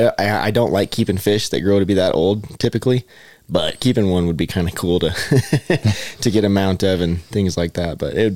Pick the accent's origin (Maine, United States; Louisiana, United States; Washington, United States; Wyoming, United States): Wyoming, United States; Dubois; also born or lived in eastern Montana; now in Montana, United States; after growing up in Dubois.